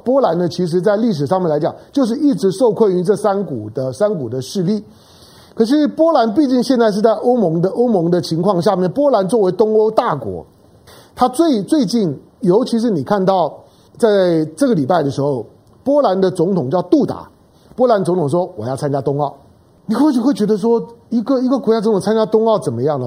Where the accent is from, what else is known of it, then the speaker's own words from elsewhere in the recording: Taiwan; 作为一个台湾人，作为一个，一个，一个华人的角度